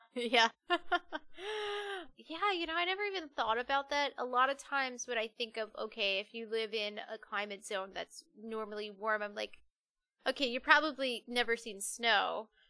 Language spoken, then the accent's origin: English; New Jersey, United States; I'm from Jersey. I am very Jersey too, so I couldn't even like try to hide that.